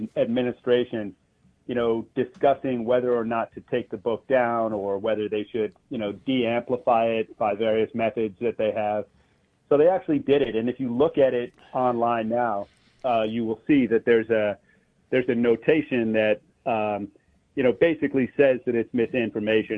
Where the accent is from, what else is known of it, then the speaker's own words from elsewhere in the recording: New York City, New York, United States; I grew up in New York City.